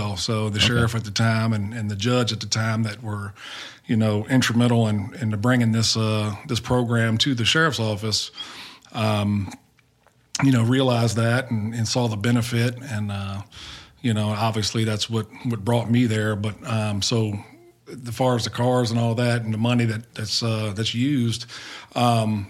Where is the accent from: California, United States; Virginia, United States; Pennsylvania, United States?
Virginia, United States; Hopewell; come home and work for a department inside my hometown